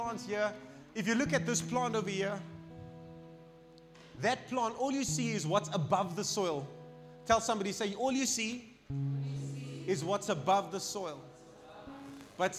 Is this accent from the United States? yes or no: no; Cape Town, Western Cape, South Africa; now in Pretoria, South Africa; Pretoria is so different to my hometown, Cape Town